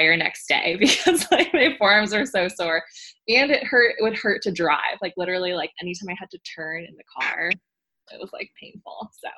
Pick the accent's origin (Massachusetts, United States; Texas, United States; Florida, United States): Florida, United States; moved away as an adult; I grew up in Florida, went to high school there. And then after high school, I kind of wanted to get as far away from home as possible. So I was like, let's go to Minnesota.